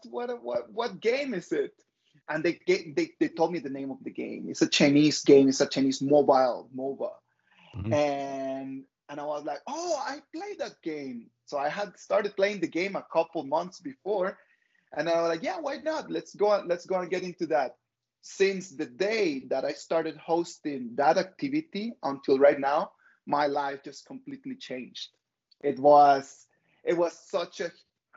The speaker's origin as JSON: {"language": "English", "country": "Costa Rica", "moved": "as an adult", "lives_now": "Beijing, China", "said": "I'm from Costa Rica. I moved to China 14 years ago, a long time ago."}